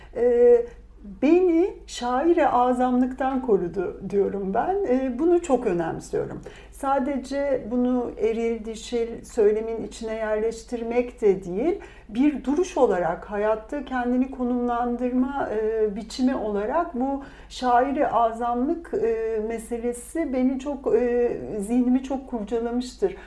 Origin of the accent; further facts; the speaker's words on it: Bursa, Turkey; also born or lived in Antalya; ben Bursa doğumluyum.